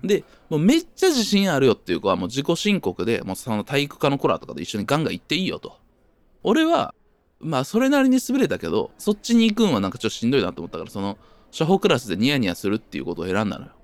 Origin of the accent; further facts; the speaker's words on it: Japan; 僕の地元も近いんですけど